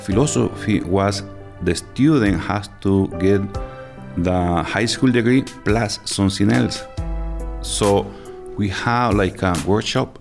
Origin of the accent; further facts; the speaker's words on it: San Vicente, El Salvador; English is a second language; moved away as an adult; now in Pittsfield, United States; I was born in San Vicente in El Salvador. And I am living in Pittsfield. I've been living here for around 15 years.